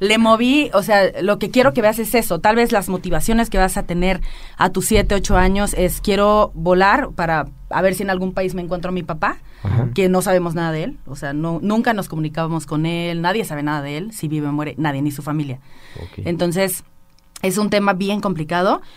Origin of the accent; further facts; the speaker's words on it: Villa Hidalgo, Jalisco, Mexico; now in Aguascalientes, Mexico; soy de Los Altos de Jalisco. Eh, eh, sí, claro, llevo 11 años viviendo en Aguascalientes